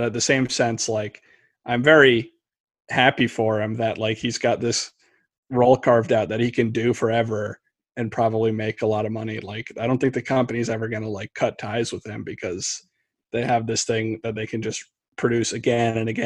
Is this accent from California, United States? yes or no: no; New York, United States; I'm from New York